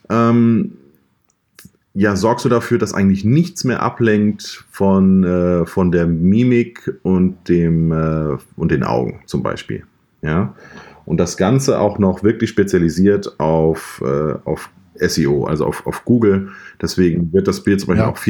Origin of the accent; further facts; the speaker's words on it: Mainz, Rhineland-Palatinate, Germany; Ich bin aus Mainz, arbeite, arbeite dort als äh, selbstständiger Fotograf in Vollzeit